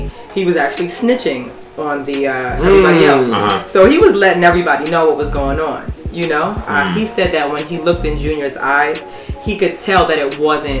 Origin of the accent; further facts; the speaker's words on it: New York City, New York, United States; Straight out of Queens.